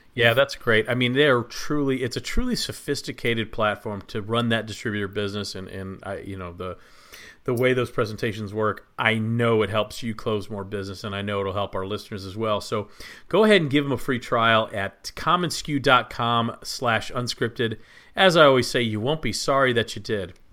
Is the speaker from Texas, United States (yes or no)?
yes; Plano, Texas, United States; moved away; I grew up in Plano, Texas, just north of Dallas